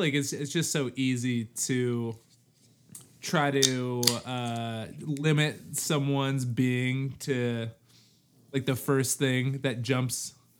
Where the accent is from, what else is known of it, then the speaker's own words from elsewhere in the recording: Chicago, Illinois, United States; now in California, United States; being from Chicago was like so core to my identity